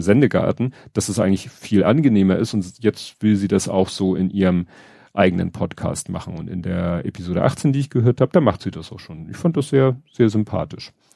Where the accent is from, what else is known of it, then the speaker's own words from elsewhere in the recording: Hamburg, Germany; ich als Hamburger